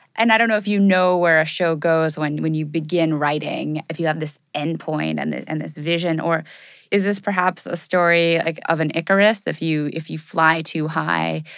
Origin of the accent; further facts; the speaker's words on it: Los Angeles, California, United States; I grew up in Californ-, I was born in L